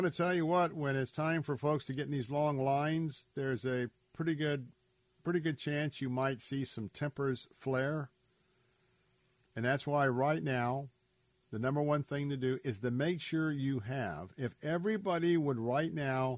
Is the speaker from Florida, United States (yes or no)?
yes; Tampa, Florida, United States; I was born right here in Tampa, Florida